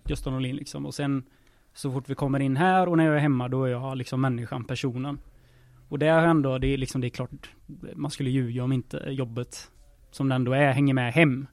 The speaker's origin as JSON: {"language": "Swedish", "town": "Lidköping", "region": "Västra Götaland", "country": "Sweden", "tie": "born or raised there", "moved": "yes", "said": "som vi säger hemma i Lisch."}